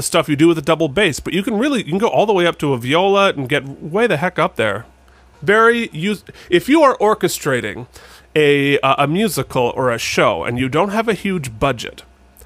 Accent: Mount Mansfield area, Vermont, United States; Mount Mansfield is the biggest of the Green Mountains, and it is the one that's right in my hometown.

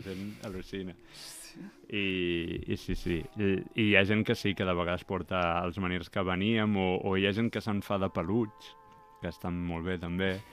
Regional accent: Premià de Mar, Catalonia, Spain; Jo vaig néixer i he viscut ah. molts anys a Premià de Mar

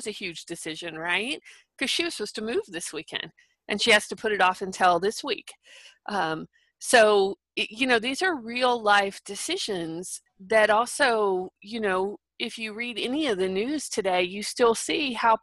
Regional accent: Texas, United States; I'm from Texas.

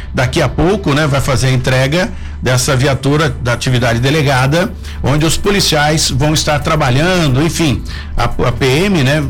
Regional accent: São José dos Campos, São Paulo, Brazil; sou joseense, nascido e criado aqui em São José

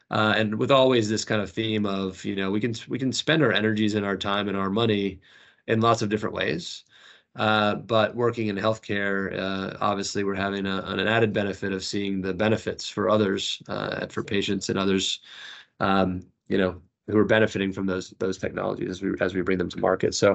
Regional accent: United States; accent: American; moved away as an adult; now in London, United Kingdom; my family lives in London, despite my American accent. Uh, yeah. We've been we've been here for 13 years. I came over here with the last business that I that I helped build, and um, so my wife and I are American, but both my kids are British.

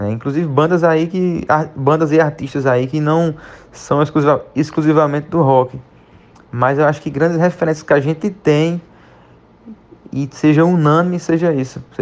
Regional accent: Pernambuco, Brazil; born there; now in Alagoas, Brazil; Particularmente eu mesmo sou nasci em Pernambuco, mas faz cerca de quatro anos que moro em na região da Alagoas, no estado de Alagoas.

